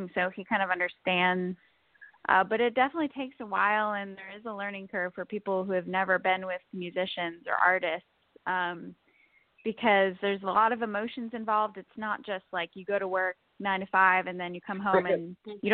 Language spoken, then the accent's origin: English; Connecticut, United States; also born or lived in New York; I am originally from Connecticut, born and raised there